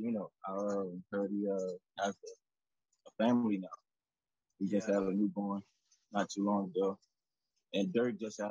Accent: Selma, Alabama, United States; moved away as an adult; We're both from Alabama at the same time, and he's from Birmingham, I'm from Selma.

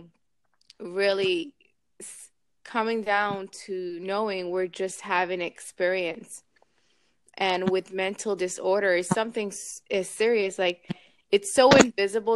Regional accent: New York, United States; now in Miami, United States; I'm from New York originally

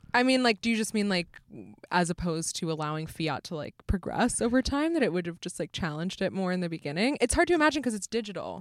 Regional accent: United States; As an American

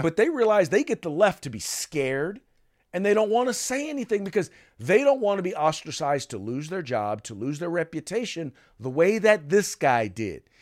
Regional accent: United States; a black man growing up in the United States

